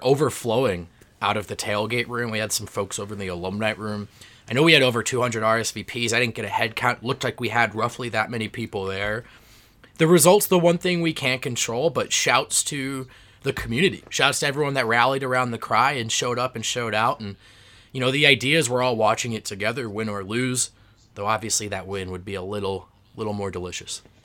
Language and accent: English; New Jersey, United States; growing up in New Jersey